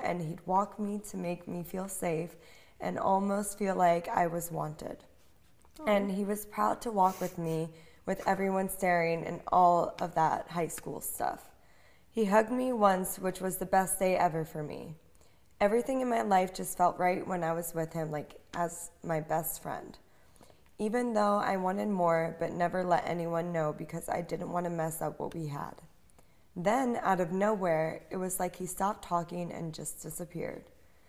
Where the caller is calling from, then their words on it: New York, United States; from New York.